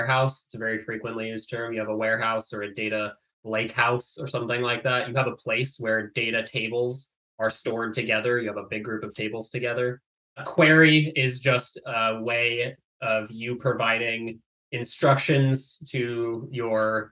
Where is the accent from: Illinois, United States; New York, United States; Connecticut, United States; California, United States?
California, United States; I grew up in Tahoe